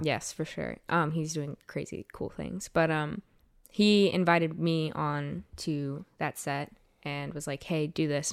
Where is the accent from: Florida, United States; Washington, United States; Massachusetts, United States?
Florida, United States; South; moved away; I'm from South Florida.